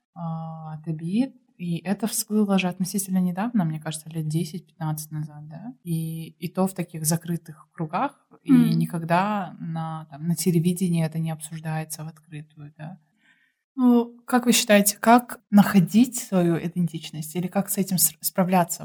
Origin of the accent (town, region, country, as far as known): Kyrgyzstan